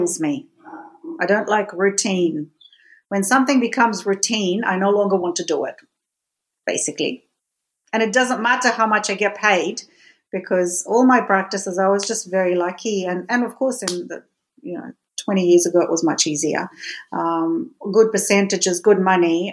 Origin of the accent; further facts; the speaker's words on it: Russia; moved away; Being Russian and growing up in Russia